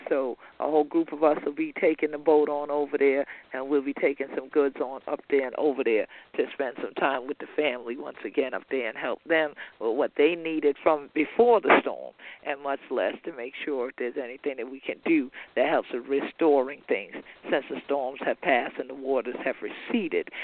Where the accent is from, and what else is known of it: Gullah/Geechee coast, United States